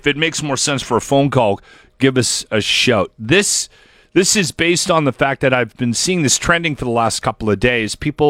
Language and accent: English; Canada; I'm very Canadian. I'm proud to be Canadian.